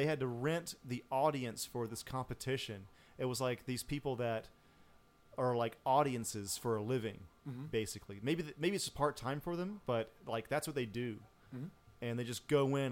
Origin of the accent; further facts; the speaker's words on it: Griffin, Georgia, United States; my hometown, Griffin, Georgia.